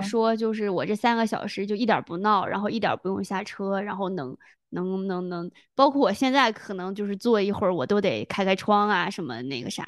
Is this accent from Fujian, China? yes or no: no; Dalian, Liaoning, China; 我小时候是在城里长大，但是回回村里过年。 嗯， 就是我爸、我奶、有我奶奶、爷爷，就是还住在那个东北的，其实也相当于县城吧，就是县城的那种村里。